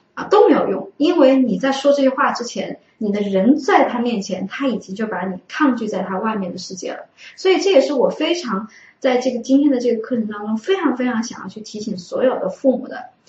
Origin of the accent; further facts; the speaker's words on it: Wuhan, Hubei, China; 我们武汉的方言